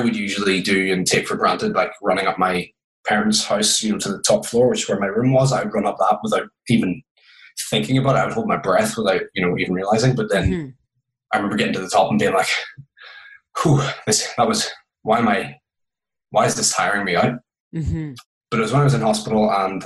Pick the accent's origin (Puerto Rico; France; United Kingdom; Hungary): United Kingdom; Belfast, Northern Ireland; I'm from Belfast, Northern Ireland. It's probably where you're picking up the accent